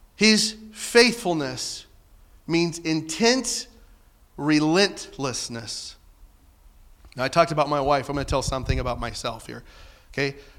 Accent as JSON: {"language": "English", "region": "Southern Illinois", "country": "United States", "said": "I'm from Southern Illinois"}